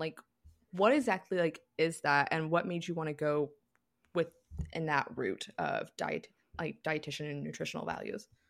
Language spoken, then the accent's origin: English; United States; I'm from Carolina